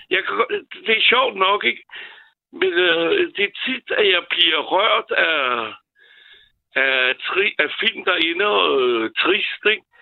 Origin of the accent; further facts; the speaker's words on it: France; now in Denmark; da jeg er franskmand